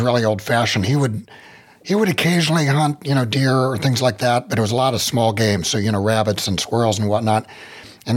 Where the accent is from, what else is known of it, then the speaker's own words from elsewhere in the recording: West Virginia, United States; I'm from West Virginia, so most of West Virginia is very rural. Everyone owns a gun. We never thought about it when I was growing up